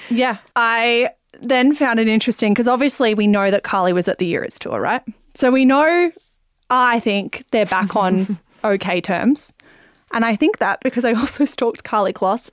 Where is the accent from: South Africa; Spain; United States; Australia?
Australia; Melbourne, Victoria; We're from Melbourne